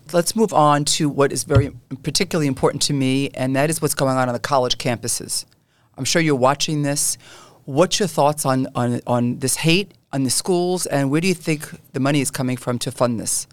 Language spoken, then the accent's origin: English; New York City, New York, United States; I grew up in Canarsie